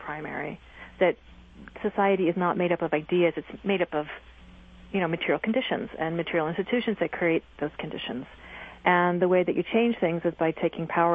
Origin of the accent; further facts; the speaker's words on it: East Coast, United States; I'm from the East Coast